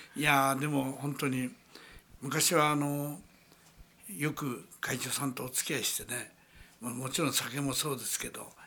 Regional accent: Kawagoe, Saitama, Japan; 私の場合あの川越の出身なもんですからね

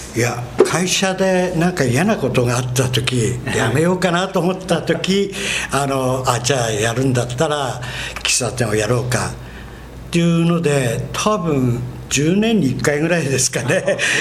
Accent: Morioka, Iwate, Japan; moved away as an adult; 私の田舎が岩手の盛岡なんですよ

